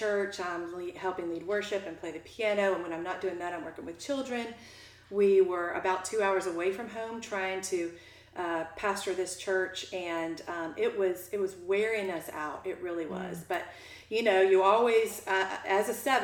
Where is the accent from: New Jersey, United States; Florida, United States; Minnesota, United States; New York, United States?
Florida, United States; Jacksonville; I grew up in Jacksonville